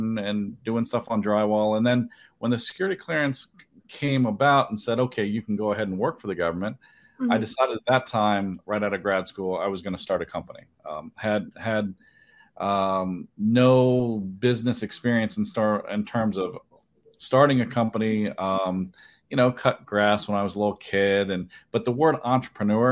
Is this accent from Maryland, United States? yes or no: yes; Maryland, United States; I'm from Maryland